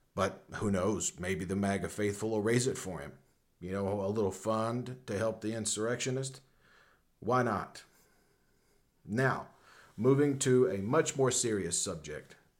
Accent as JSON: {"language": "English", "town": "Knoxville", "region": "Tennessee", "country": "United States", "tie": "born or raised there", "said": "my hometown of Knoxville, Tennessee"}